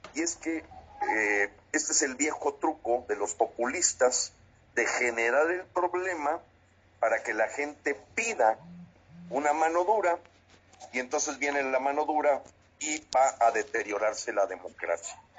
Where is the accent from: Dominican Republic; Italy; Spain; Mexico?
Mexico; como mexicanos